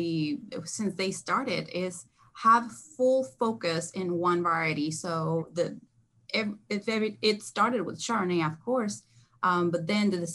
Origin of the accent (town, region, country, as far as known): Mendoza, Argentina; born or raised there; also born or lived in Texas, United States; now in California, United States